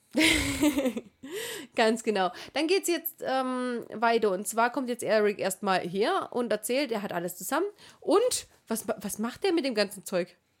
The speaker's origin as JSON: {"language": "German", "region": "Swabia", "country": "Germany", "said": "Ich bin Schwabe"}